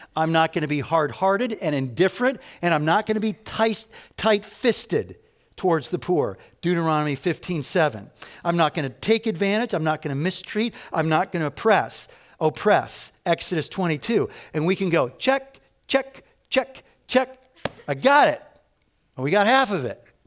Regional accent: Evanston, Illinois, United States; I grew up in Evanston, Illinois, so it's the first suburb north of Chicago

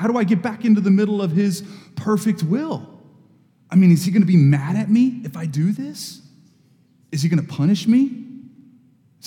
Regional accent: Texas, United States; now in Knoxville, United States; I go to Texas and do that work, I go back to what is my hometown, where I grew up

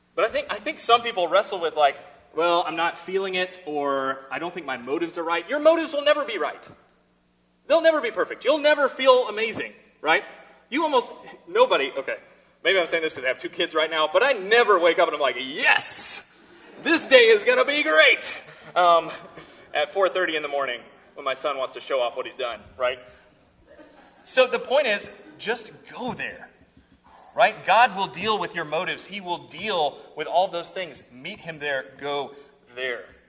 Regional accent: South Carolina, United States; I'm from South Carolina

